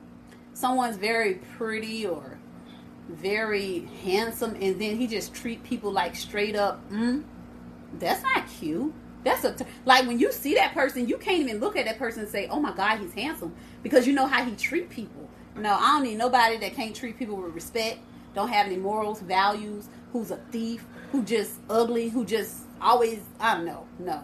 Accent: Port Arthur, Texas, United States; And I'm from Port Arthur, Texas, which is a country.

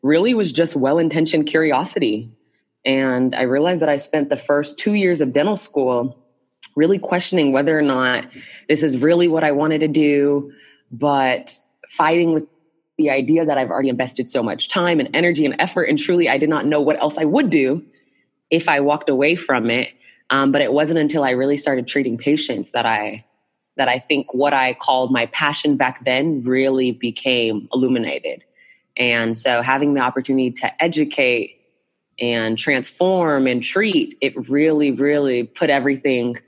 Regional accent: Dallas, Texas, United States; I'm from Dallas, Texas

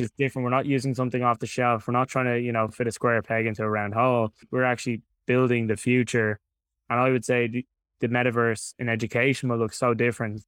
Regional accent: Dublin, Leinster, Ireland; I'm from Dublin in Ireland, in case anyone hasn't been able to tell from the accent. So, born and raised here in Dublin.

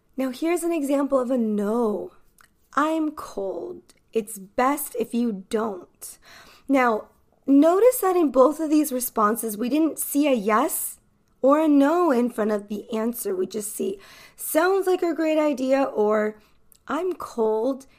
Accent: California, United States; accent: American accent from the Western hemisphere; I am an American English teacher from California

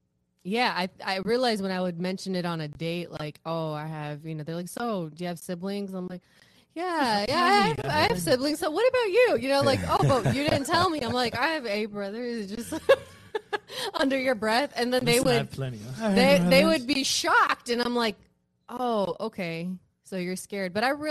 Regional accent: Sacramento, California, United States; you know, it's also like I grew up in Sacramento, the community I was a part of over there.

